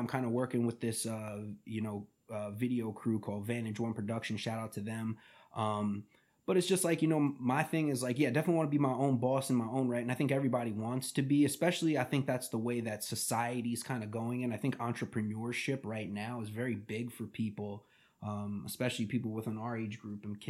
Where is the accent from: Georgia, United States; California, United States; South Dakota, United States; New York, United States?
New York, United States; Huntington; also born or lived in Bogotá, Colombia; my hometown Huntington boys